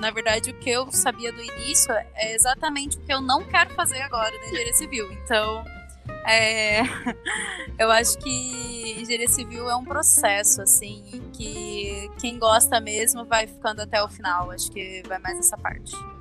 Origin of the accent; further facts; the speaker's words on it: Campo Grande, Mato Grosso do Sul, Brazil; moved away as an adult; now in Curitiba, Brazil; Eu vim lá do interior, do Mato Grosso do Sul, Campo Grande